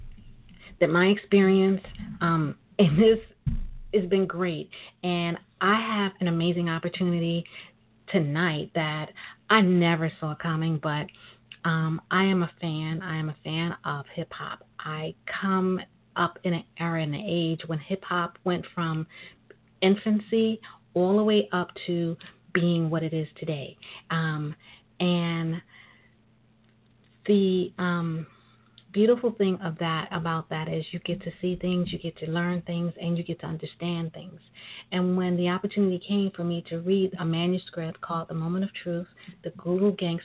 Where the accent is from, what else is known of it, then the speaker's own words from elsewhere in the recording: New York City, New York, United States; I am a native of New York. I'm a sister from Brooklyn